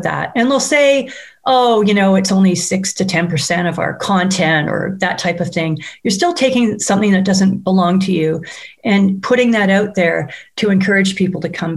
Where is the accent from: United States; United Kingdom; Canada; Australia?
Canada; as a Canadian